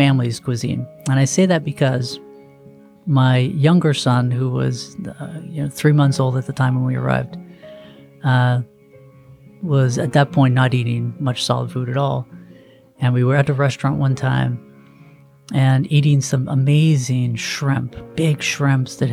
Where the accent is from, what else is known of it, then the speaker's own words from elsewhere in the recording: United States; me, as an American